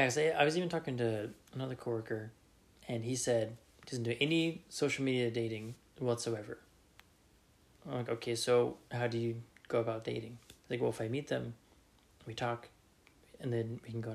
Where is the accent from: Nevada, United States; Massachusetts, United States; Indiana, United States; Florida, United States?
Nevada, United States; Reno; growing up in Reno, Nevada, different kind of culture